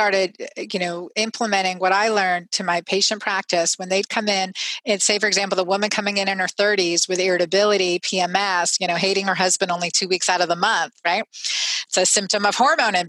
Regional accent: Pennsylvania, United States; now in Georgia, United States; I grew up in Pennsylvania

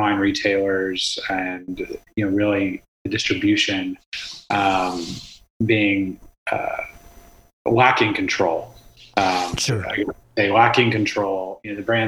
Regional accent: Austin, Texas, United States; I grew up in Austin, Texas

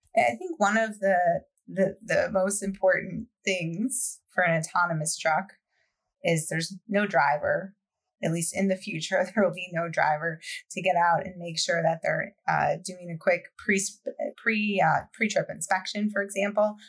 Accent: Michigan, United States; I grew up in Michigan, not far from about an hour or so from Ann Arbor

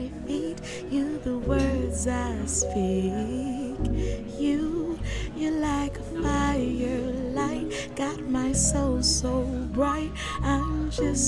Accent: New Orleans, Louisiana, United States; growing up in the East, which was right around the corner from Jazzland

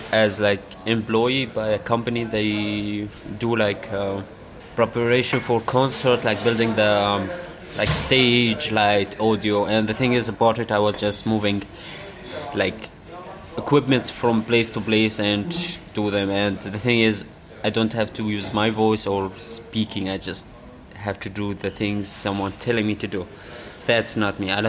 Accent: Syria; also born or lived in Iraq; I was born in Iraq. It's my home country, but I don't feel even sick home for Iraq or Syria because in Syria I lived my majority because I grew up there with my family

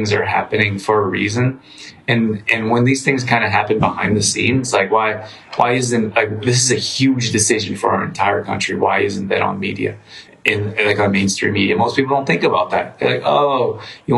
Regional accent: Calgary, Alberta, Canada; I grew up in Calgary

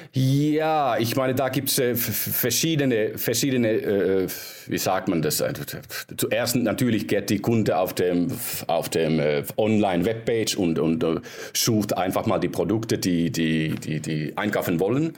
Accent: Finland; ich bin äh, aus Finnland ursprünglich

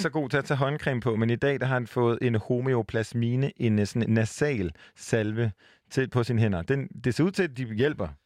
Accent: Jutland, Denmark; now in Copenhagen, Denmark; for en jyde som, som mig, som er bosat i København

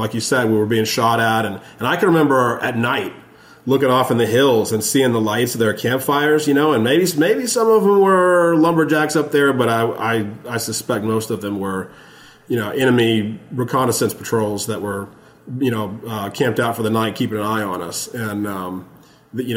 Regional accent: Texas, United States; I'm from Texas.

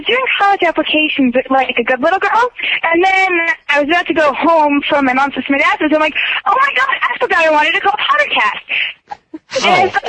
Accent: New Jersey, United States; I'm from New Jersey.

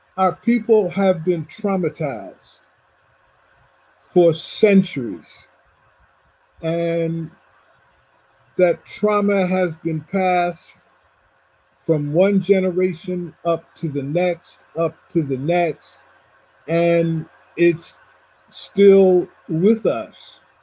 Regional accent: New Jersey, United States; moved away as an adult; also born or lived in Ohio; I grew up in New Jersey, and so most of my classmates were from somewhere in Ohio

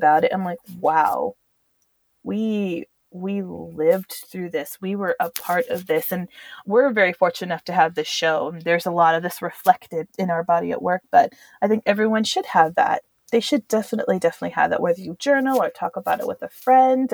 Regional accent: Southwest, United States; moved away; also born or lived in Europe; growing up in the Southwest

